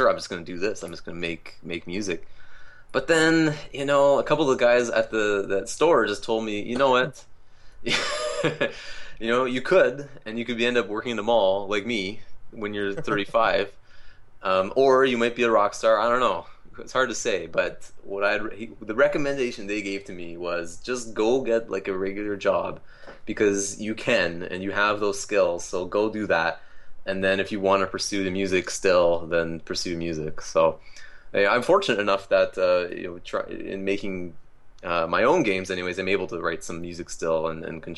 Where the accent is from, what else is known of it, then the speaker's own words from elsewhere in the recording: Canada; as a Canadian